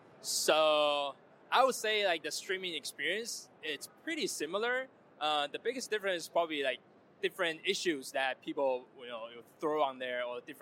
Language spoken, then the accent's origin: English; Taiwan; I'm from Taiwan.